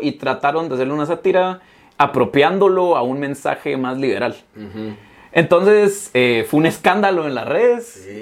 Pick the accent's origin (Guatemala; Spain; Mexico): Guatemala; a mí como guatemalteco